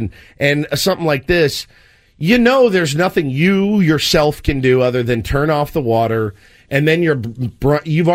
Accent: Texas, United States; now in California, United States; I'm from Texas

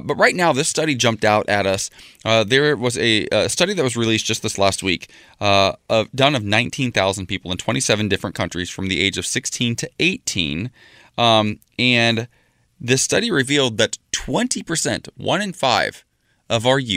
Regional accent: Ohio, United States; moved away; I spent the first half of my life in Ohio. And for Ohio, remind you, this is where, you know, my hometown had their very first Pride last year

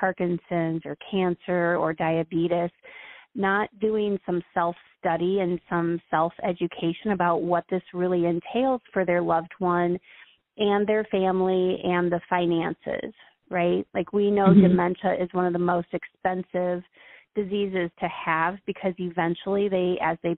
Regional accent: Iowa, United States; now in Florida, United States; I live in Florida, and I'm from Iowa

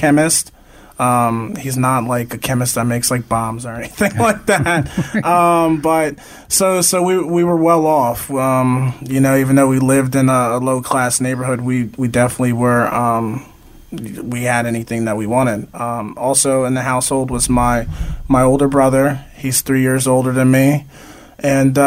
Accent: Easton, Pennsylvania, United States; I grew up in Easton, Pennsylvania

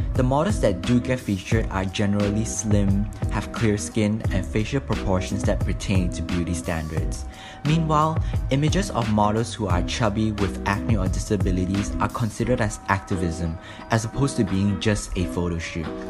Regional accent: Malaysia; now in Australia; I'm from Malaysia. But even in Malaysia, growing up

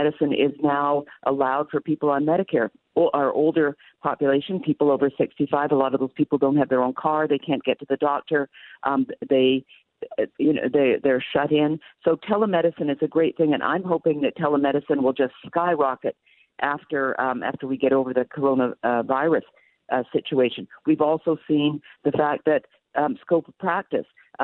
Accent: Canada; now in United States; I'm from Canada

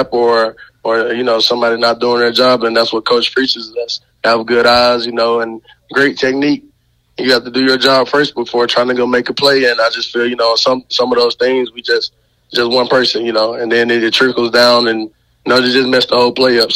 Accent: Montgomery, Alabama, United States; moved away; I'm from Montgomery, Alabama

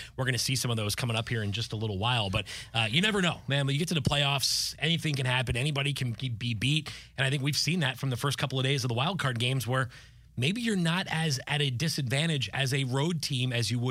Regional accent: Pennsylvania, United States; You know, I grew up outside of Philadelphia. That was my first team that was actually worth a damn as a kid, the 93 Phillies.

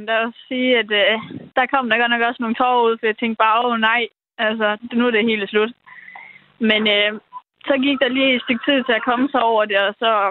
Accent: Denmark

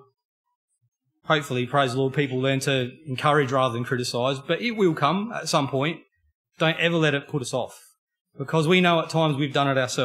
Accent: Australia; born and bred in Australia

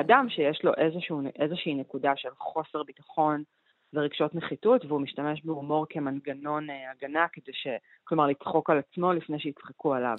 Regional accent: Argentina; moved away; אני ארגנטינאית

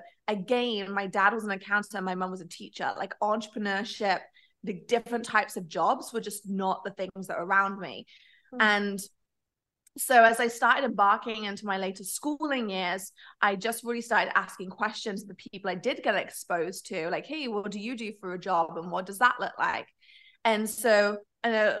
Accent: Nottingham, East Midlands, United Kingdom; I was actually born in the UK, actually Nottingham

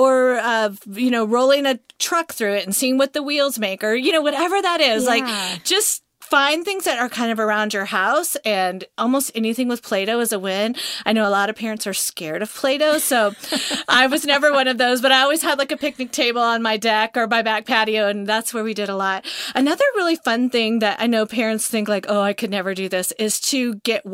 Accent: Montana, United States; now in Georgia, United States; I grew up in Montana, so it's not cold ever to me in Georgia

